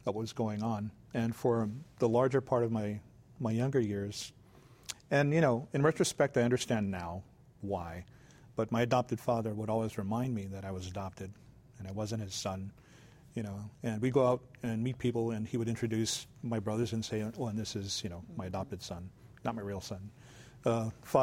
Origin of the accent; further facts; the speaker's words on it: Waianae, Hawaii, United States; also born or lived in Big Island, Hawaii; I'm a Hawaiian kid, and I grew up thinking I'm Japanese